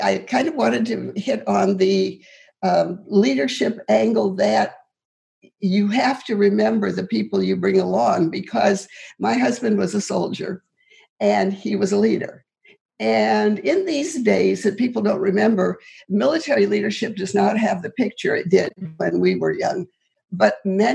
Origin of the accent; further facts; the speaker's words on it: Moreland, Montana, United States; moved away; I grew up in Moreland, Montana, which is under Libby Dam now.